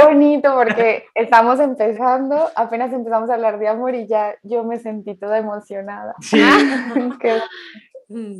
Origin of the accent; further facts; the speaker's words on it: Colombia; also born or lived in Spain; soy de Colombia y soy psicóloga